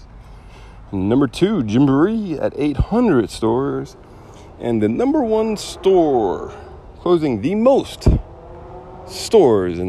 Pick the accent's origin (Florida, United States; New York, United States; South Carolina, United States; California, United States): Florida, United States; Florida Keys, United States; moved away; I'm from the Keys.